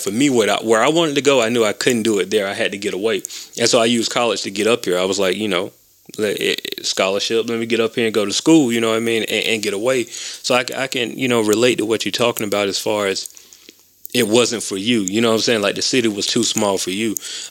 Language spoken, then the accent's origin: English; Macon, Georgia, United States; now in Atlanta, United States; I grew up in Macon